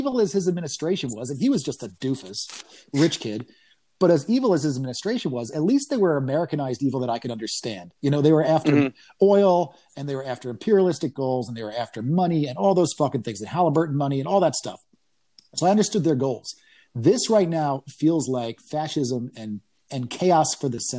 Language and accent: English; New York, United States; moved away as an adult; now in Austin, United States; I grew up in New York. And by that, I mean New York State.